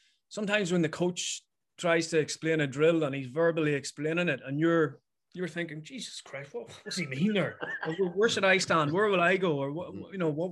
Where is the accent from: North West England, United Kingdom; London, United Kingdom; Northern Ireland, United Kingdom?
Northern Ireland, United Kingdom; Mayobridge; growing up in the Bridge